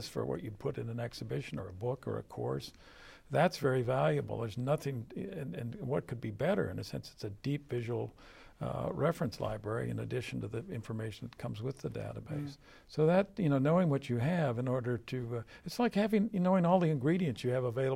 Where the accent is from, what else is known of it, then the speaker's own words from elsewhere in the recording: San Francisco Bay Area, California, United States; now in Connecticut, United States; San Francisco Bay Area artists where I grew up out in California